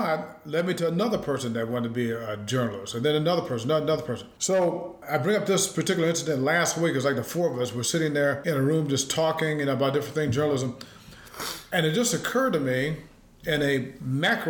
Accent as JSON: {"language": "English", "town": "South Bend", "region": "Indiana", "country": "United States", "tie": "born or raised there", "said": "growing up in South Bend, Indiana, my mom and dad each had 9 brothers and sisters"}